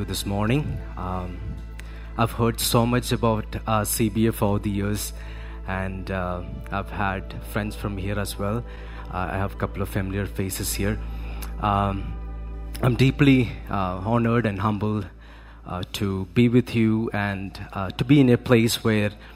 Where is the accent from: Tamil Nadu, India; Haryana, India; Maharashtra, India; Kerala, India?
Kerala, India; I'm born and brought up in Kerala